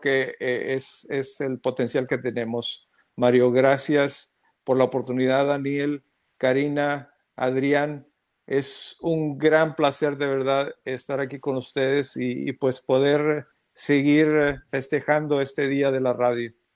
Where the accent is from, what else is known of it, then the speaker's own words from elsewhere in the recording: Mexico; now in United States; como mexicano